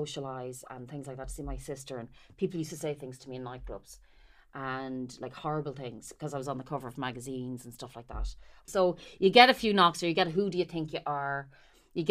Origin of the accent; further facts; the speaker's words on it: Carlow, Leinster, Ireland; moved away as an adult; also born or lived in Dublin; I'm a country bumpkin. I'm from Carlow